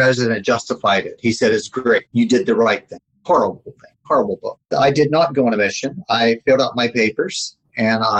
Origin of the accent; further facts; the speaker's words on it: Kannapolis, North Carolina, United States; accent: Southern American; now in Canada; my hometown, Kannapolis, North Carolina